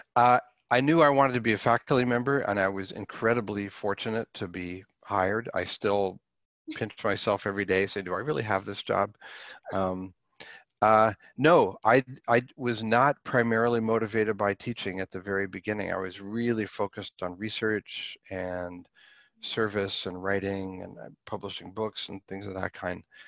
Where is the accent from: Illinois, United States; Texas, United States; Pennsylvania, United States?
Pennsylvania, United States; Pittsburgh; I grew up in the city. I grew up in Pittsburgh